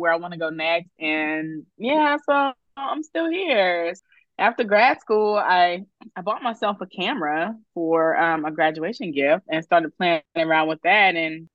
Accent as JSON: {"language": "English", "town": "Greensboro", "region": "North Carolina", "country": "United States", "tie": "born or raised there", "also_born_or_lived": "California", "moved": "as an adult", "lives_now": "Virginia, United States", "said": "I am from North Carolina. And so I grew up in Greensboro"}